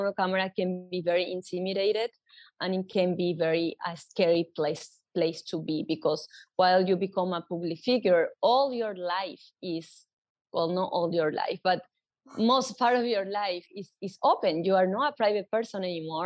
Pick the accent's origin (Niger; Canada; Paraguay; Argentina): Paraguay; Asunción; English is a second language; moved away as an adult; now in New York City, United States; I born and raised in Paraguay, in Asunción, the capital of Paraguay